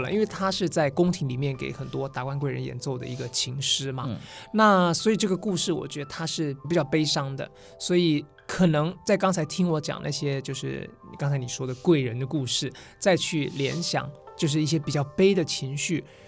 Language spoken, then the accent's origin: Chinese; Yilan County, Taiwan; moved away; 我是宜兰人嘛